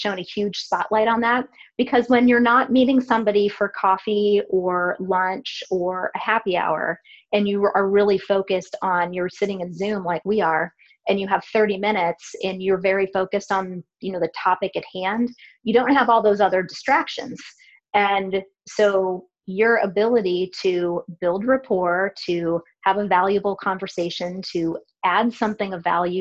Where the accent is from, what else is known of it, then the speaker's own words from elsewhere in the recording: Cleveland, Ohio, United States; now in Columbus, United States; I grew up in Cleveland and I still have family there